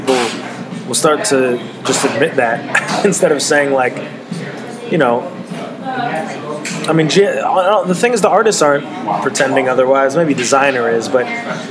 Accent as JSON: {"language": "English", "town": "Chicago", "region": "Illinois", "country": "United States", "said": "I'm from Chicago"}